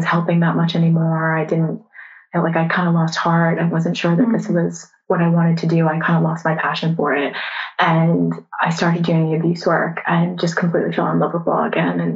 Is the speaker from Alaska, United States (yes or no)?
no; just outside Boston, Massachusetts, United States; accent: American; moved away as an adult; also born or lived in New York; now in United Kingdom; I'm originally from just outside Boston and grew up there